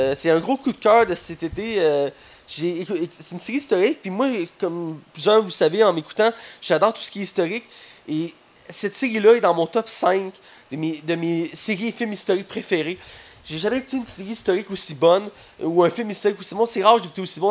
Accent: Quebec, Canada; on est Québécois, Canadiens

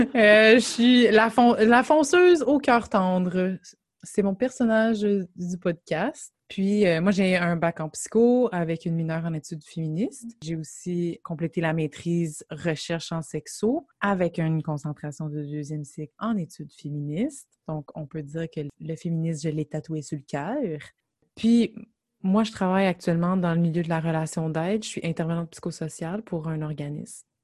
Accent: Gatineau, Quebec, Canada; on vient de Gatineau

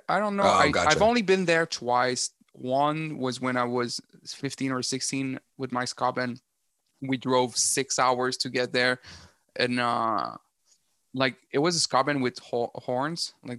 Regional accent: Rimouski, Quebec, Canada; moved away; because I'm from Rimouski

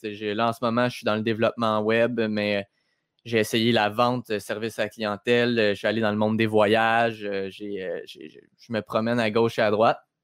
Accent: Quebec, Canada

